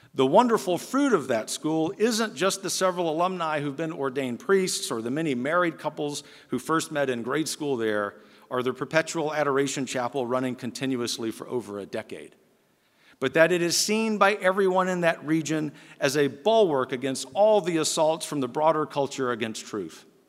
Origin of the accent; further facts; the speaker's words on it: Lafayette, Louisiana, United States; my hometown of Lafayette, Louisiana